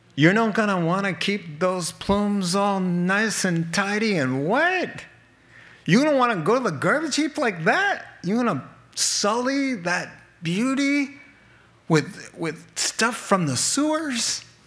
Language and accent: English; New England, United States; I'm from New England and we have troubles with the R's.